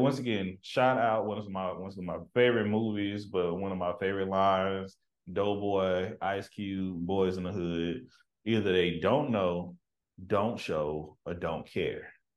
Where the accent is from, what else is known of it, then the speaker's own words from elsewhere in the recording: Tyler, Texas, United States; moved away; growing up in East Texas